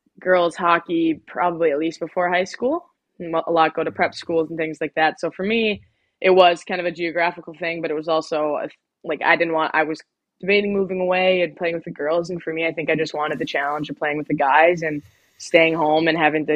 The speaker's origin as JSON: {"language": "English", "town": "Sault Ste. Marie", "region": "Michigan", "country": "United States", "tie": "born or raised there"}